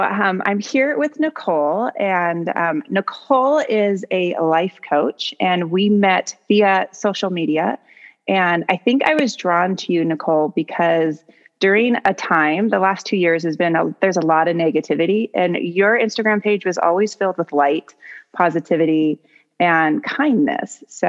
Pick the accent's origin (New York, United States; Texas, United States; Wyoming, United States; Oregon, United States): Oregon, United States; Lake Oswego; moved away; also born or lived in Tigard, Oregon; I grew up in Oregon